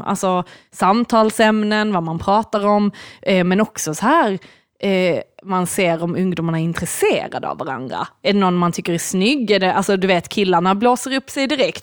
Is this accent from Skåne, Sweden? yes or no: yes; Lund, Skåne, Sweden; i Lund där vi växte upp